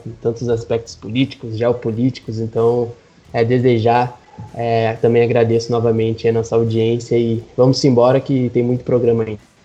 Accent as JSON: {"language": "Portuguese", "region": "Rio Grande do Sul", "country": "Brazil", "tie": "born or raised there", "moved": "yes", "said": "no Carrefour em Porto Alegre, justamente num estado aonde eu nasci, né, onde eu vivi e sempre volto anualmente"}